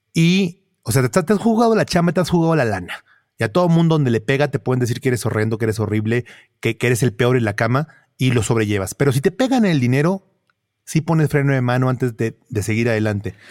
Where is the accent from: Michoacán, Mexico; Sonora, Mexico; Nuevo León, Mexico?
Nuevo León, Mexico; Monterrey; siendo regio, eh, yo, yo crecí entrando a casas viendo zoológicos